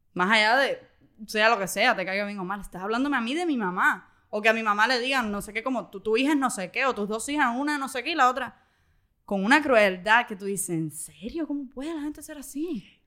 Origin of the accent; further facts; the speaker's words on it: Cuba; vi a mis tíos que cuando yo nací no estaban en Cuba